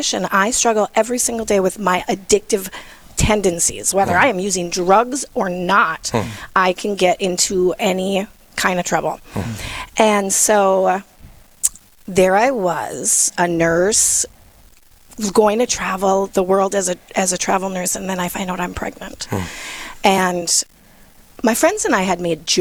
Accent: Virginia, Minnesota, United States; I am born and raised in Virginia, Minnesota

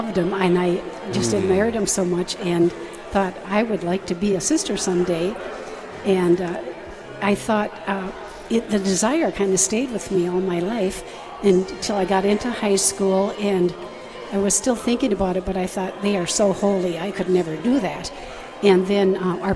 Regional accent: Washburn, North Dakota, United States; I'm from Washburn, okay. 40 miles away, mm-hmm. So I didn't come very far

